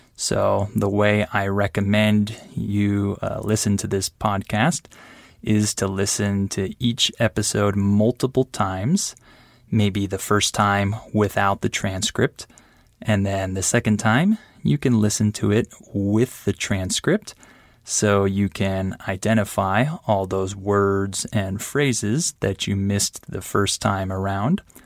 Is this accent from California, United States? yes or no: yes; San Diego, California, United States; moved away as an adult; now in Guadalajara, Mexico; I'm from San Diego, California